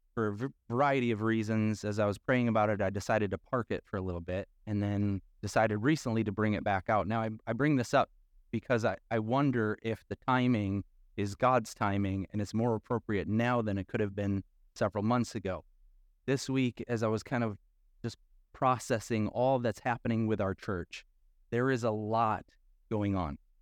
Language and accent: English; Midwest, United States; accent: nasally A; we're from the Midwest, like, back, uh, and we have that nasally